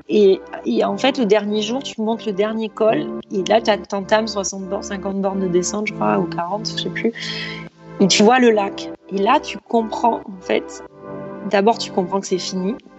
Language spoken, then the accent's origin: French; Brissac, Occitania, France; moved away as an adult; now in Doha, Qatar; j'ai grandi dans les Cévennes, donc à la campagne, euh, dans un petit bled de 300 habitants.